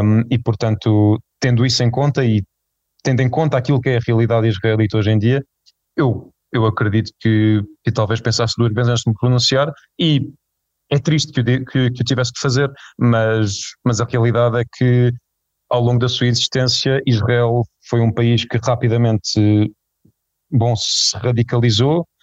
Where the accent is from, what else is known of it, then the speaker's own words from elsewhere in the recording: Portugal; enquanto, enquanto portugueses